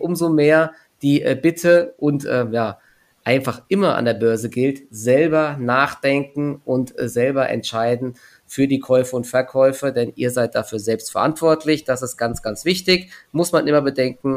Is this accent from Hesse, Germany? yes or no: yes; Offenbach am Main, Hesse, Germany; now in Frankfurt, Germany; Bei uns in Offenbach